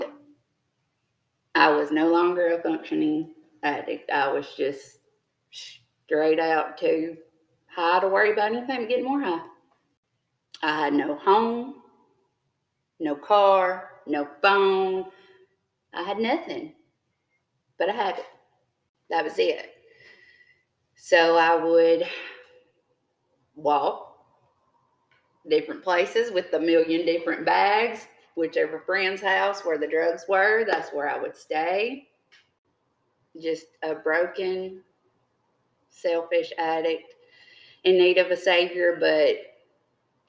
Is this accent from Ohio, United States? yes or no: no; Jumpertown, Mississippi, United States; I grew up in Jumper Town